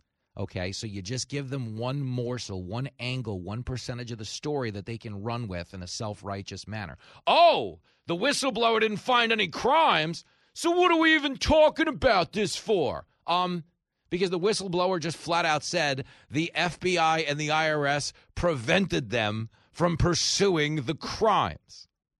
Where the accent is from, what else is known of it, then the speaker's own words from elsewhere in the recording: New York, United States; I grew up in New York.